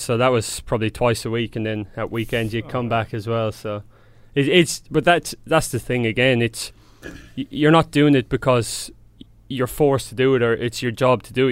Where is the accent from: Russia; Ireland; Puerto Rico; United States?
Ireland; Templemore, Munster; now in Sydney, Australia; grew up in a small, um, small little area outside a town called Temple Moor.